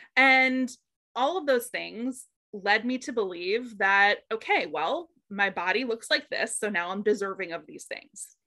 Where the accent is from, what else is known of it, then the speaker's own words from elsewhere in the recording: Boston, Massachusetts, United States; I'm originally from Boston, so the Massachusetts area